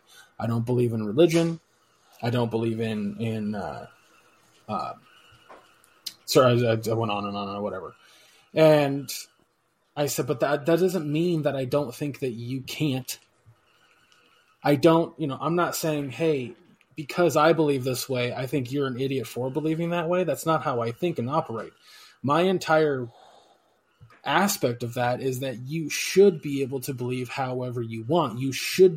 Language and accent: English; United States